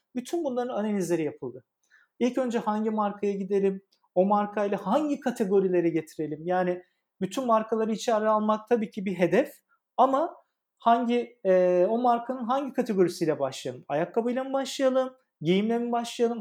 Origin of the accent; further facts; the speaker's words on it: Adana, Turkey; moved away as an adult; now in Istanbul, Turkey; Adana'da doğup büyüdüm e, liseye kadar